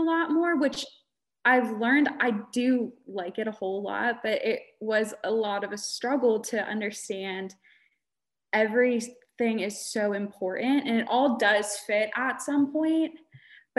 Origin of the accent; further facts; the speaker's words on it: Pennsylvania, United States; moved away as an adult; also born or lived in Pittsburgh, Pennsylvania; now in Lynchburg, United States; I grew up in Pennsylvania and I moved to Virginia